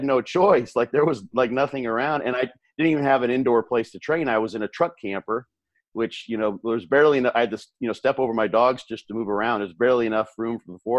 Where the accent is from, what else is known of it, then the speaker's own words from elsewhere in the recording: Illinois, United States; now in Tampa, United States; I'm actually from that state